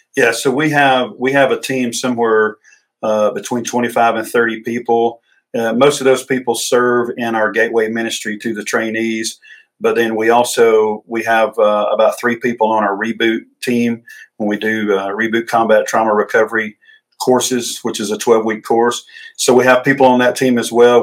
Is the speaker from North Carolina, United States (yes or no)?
no; Emerson, Georgia, United States; I grew up in Emerson, Georgia